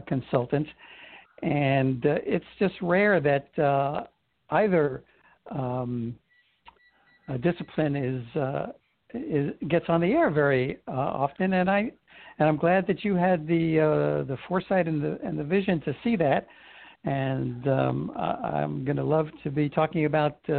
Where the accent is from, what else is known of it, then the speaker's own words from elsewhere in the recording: New York City, New York, United States; now in San Francisco, United States; when I was a boy growing up in Brooklyn